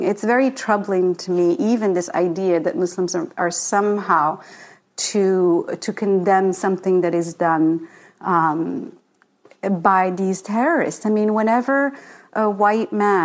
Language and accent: English; Rabat, Rabat-Salé-Kénitra, Morocco; moved away; So when I was a child growing up in Morocco, I grew up in a secular family